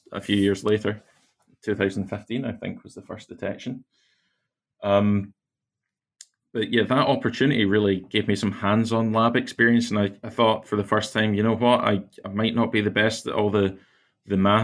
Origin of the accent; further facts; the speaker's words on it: near Glasgow in Scotland, United Kingdom; So I grew up near Glasgow in Scotland, out not too far in the countryside